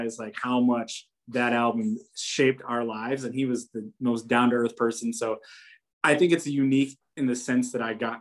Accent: Poughkeepsie, New York, United States; now in Syracuse, United States; My wife and I, we like drive to hometown in Poughkeepsie down by the city

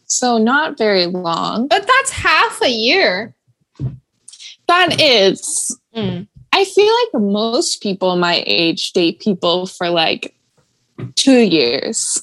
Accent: Ohio, United States; now in Nashville, United States; we're from Ohio

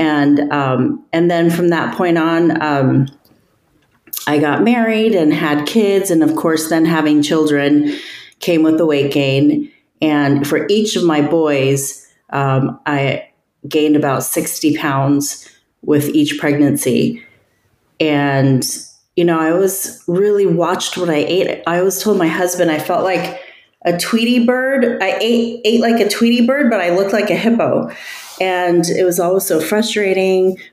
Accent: United States; also born or lived in Northern California; coming from an Asian family, I'm Chinese American

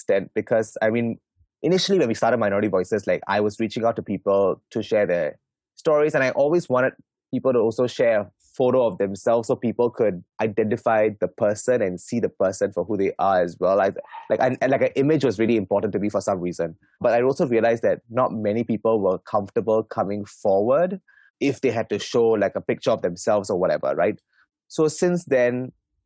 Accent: Singapore; I'm third generation Singaporean

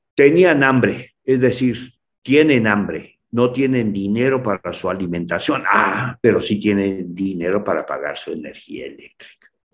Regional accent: Mexico; las cosas de nuestro país como mexicanos

